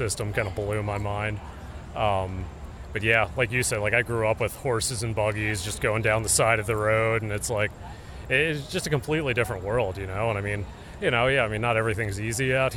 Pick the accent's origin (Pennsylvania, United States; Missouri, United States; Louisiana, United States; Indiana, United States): Pennsylvania, United States; Lancaster County; now in Philadelphia, United States; I'm from Lancaster County originally